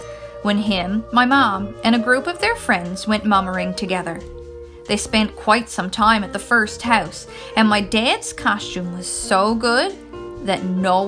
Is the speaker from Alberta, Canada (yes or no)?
no; Newfoundland and Labrador, Canada; I am from Newfoundland, which is a small province on the east coast of Canada